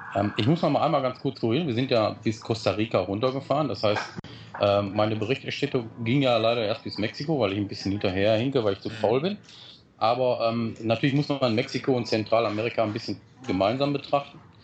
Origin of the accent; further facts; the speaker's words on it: Germany; wir Deutschen